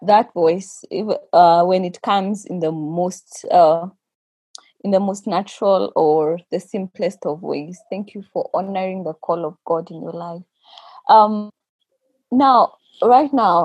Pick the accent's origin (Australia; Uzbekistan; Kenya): Kenya; we as the Kenyan church